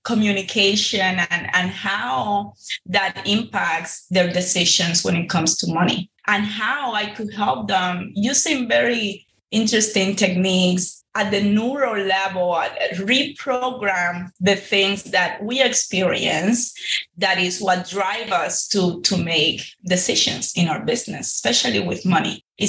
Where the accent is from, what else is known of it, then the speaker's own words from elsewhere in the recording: Cuba; now in Miami, United States; back in 2006, when my family first, you know, launched in this entrepreneurial world here in Miami. I came from Cuba in 05, and a year later, we just jumped into it.